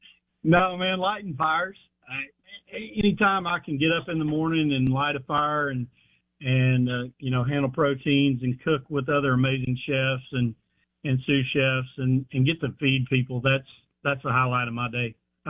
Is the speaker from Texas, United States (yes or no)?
yes; Houston, Texas, United States; being a Houston native, I was born in Houston, Texas, and lived there first 10 years of my life.